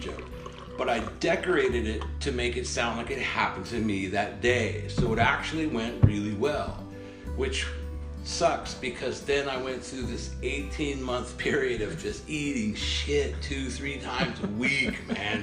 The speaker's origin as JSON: {"language": "English", "town": "Redondo Beach", "region": "California", "country": "United States", "tie": "born or raised there", "also_born_or_lived": "Oregon / Midwest / Los Angeles", "moved": "as an adult", "lives_now": "Stavanger, Norway", "said": "I grew up in Redondo Beach, California"}